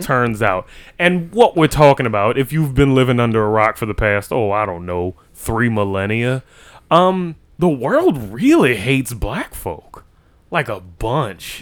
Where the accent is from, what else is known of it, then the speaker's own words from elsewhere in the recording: New Orleans, Louisiana, United States; we're from New Orleans, Louisiana, in the United States of America